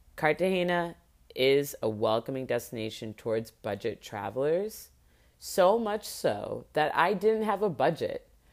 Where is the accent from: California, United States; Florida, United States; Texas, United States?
Florida, United States; Miami; this is in Miami, this is in my hometown